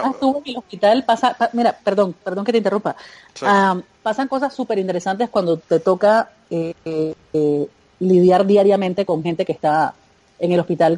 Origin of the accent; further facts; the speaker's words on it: Panama; Cuando regresé a Panamá